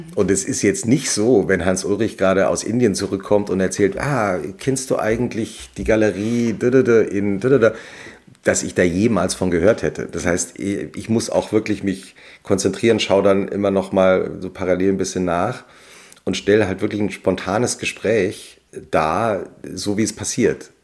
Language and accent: German; Langgöns, Hesse, Germany; also born or lived in Butzbach; Ich bin ja im Dorf aufgewachsen in Langöns, also nördlich von Frankfurt bei Gießen. Bin in Butzbach zur Schule gegangen.